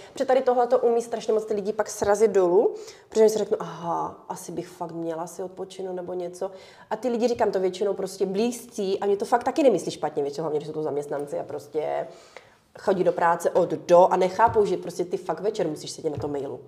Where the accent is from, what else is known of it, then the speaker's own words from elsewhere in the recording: Ukraine; moved away; my jsme ještě Ukrajinci